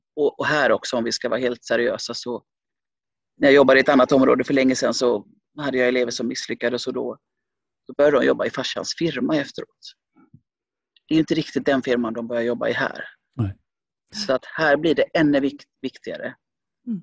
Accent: Gothenburg, Västra Götaland, Sweden; also born or lived in Finland; jag är från Lövgärdet i Göteborg

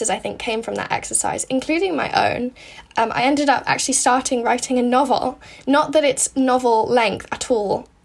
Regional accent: United States; I'm American

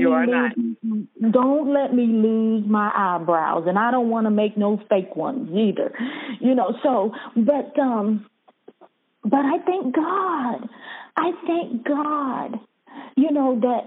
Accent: Bahamas; moved away; I was born in Bahamas

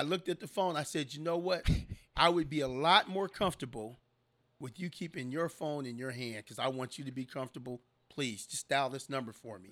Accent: San Diego, California, United States; I was born and raised in San Diego, California

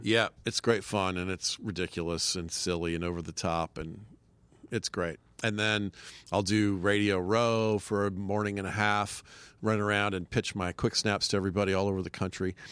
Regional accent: Marietta, Georgia, United States; moved away as an adult; now in New York, United States; I grew up in Marietta, Georgia.

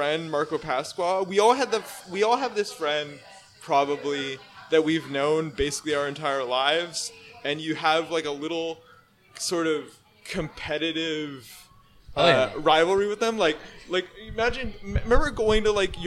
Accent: Vancouver, British Columbia, Canada; moved away as an adult; also born or lived in Surrey, British Columbia / White Rock, British Columbia; now in Toronto, Canada; I grew up in Vancouver. And White Rock is sort of my home because, you know, that's where I spent my high school years.

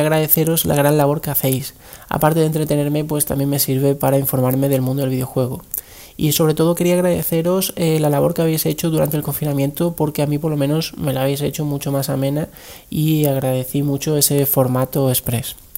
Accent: Extremadura, Spain; soy extremeño

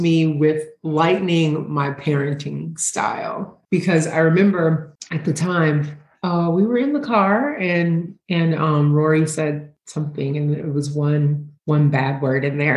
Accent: Tennessee, United States; moved away as an adult; also born or lived in California / Louisiana; now in Charlotte, United States; I'm from Tennessee, so it always brings me back to my childhood growing up in the country.

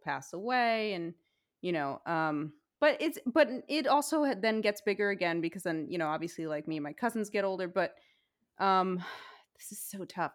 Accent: New York City, New York, United States; moved away; I grew up in Diker Heights, very close to Bensonhurst

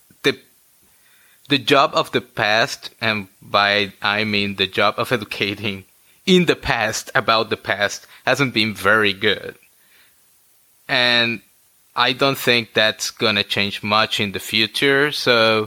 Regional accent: New England, Connecticut, United States; now in Washington, D.C., United States; I come from New England. Like I spent many years in Connecticut

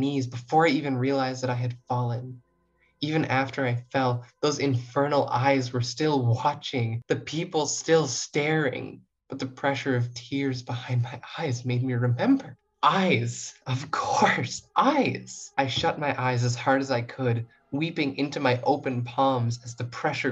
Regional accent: Rosse, New Brunswick, Canada; moved away as an adult; now in Toronto, Canada; I'm not from Toronto. I come from a very small town called Rosse, New Brunswick

